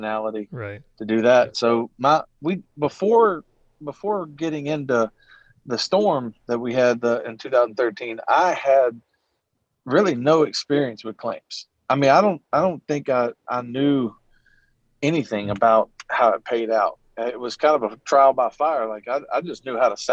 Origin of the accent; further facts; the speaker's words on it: Natchez, Mississippi, United States; moved away as an adult; I moved home to my hometown of Natchez, Mississippi, with literally nothing